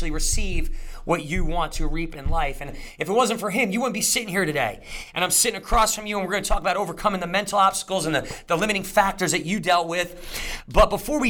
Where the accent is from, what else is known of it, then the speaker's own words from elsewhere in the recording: New Jersey, United States; moved away; I'm from Jersey